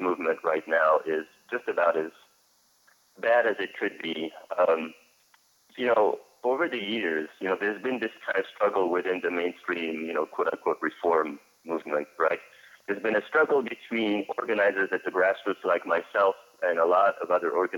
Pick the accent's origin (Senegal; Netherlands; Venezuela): Senegal; now in Syracuse, United States; I'm originally from Senegal. I'm an undocumented activist from Senegal